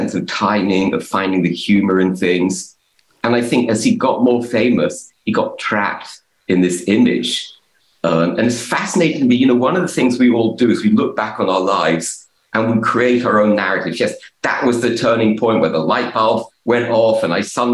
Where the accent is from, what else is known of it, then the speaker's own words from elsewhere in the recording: London, United Kingdom; moved away; growing up in England in the 70s